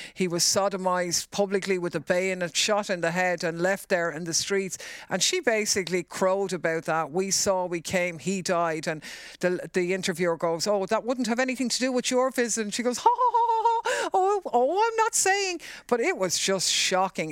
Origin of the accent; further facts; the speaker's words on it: Ireland; for us as Irish people